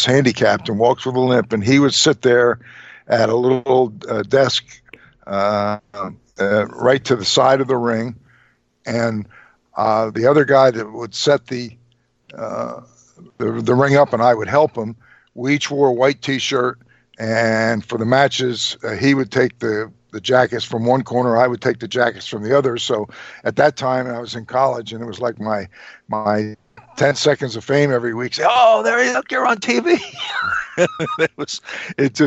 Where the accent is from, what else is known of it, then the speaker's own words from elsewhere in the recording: Trenton, New Jersey, United States; I was born and raised in Trenton, which was about 35 miles from Philly